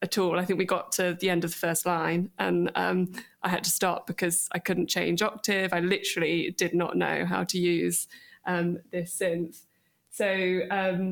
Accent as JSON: {"language": "English", "town": "Bristol", "region": "South West England", "country": "United Kingdom", "tie": "born or raised there", "said": "I grew up in Bristol"}